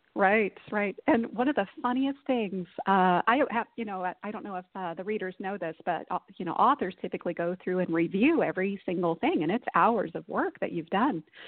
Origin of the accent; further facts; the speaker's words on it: Texas, United States; now in Pacific Northwest, United States; where I grew up in Texas